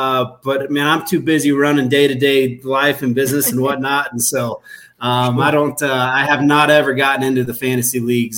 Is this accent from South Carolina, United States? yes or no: no; Houston, Texas, United States; moved away as an adult; I've been here since the late 90s, 1998, but I was born and raised in Houston.